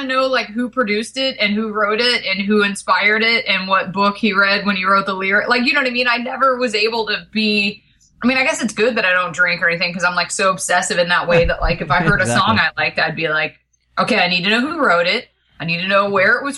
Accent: Georgia, United States; I grew up in Georgia

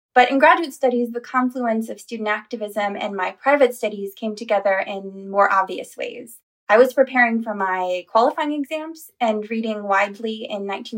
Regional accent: Chicago, Illinois, United States; So I grew up in the Chicago area with a very big, a very supportive extended family around me

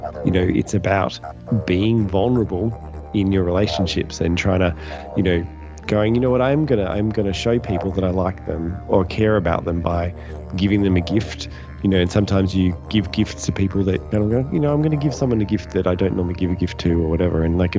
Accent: Australia; also born or lived in Melbourne; And I'm watching it as an Australian

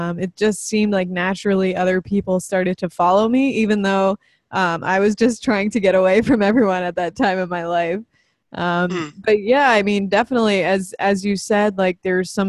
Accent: New Jersey, United States; also born or lived in New York; I was born in New York and lived most of my life in New Jersey, South Jersey, kind of closer to Philadelphia

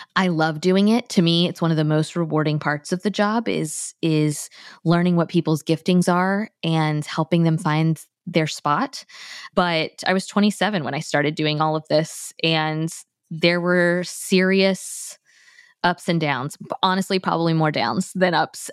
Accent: Tallahassee, Florida, United States; moved away as an adult; now in Thomasville, United States; I grew up in Tallahassee

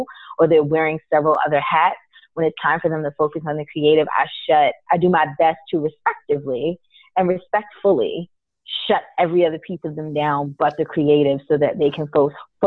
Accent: New York, United States; also born or lived in Guyana / Miami; I grew up in New York

